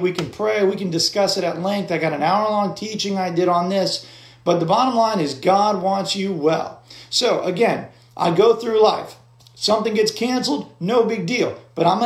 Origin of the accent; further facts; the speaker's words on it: United States; I function in the world as an American citizen